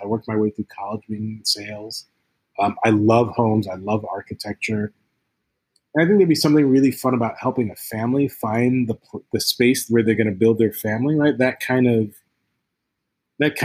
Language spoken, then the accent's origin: English; Ghana; moved away; also born or lived in United States; I grew up in Ghana, West Africa, born in the States, but grew up in Ghana.